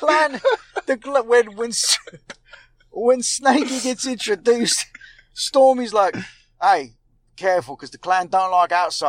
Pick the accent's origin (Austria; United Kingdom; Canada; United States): United Kingdom; Actually, I'm from Britain. But I'm playing American for parts of this film.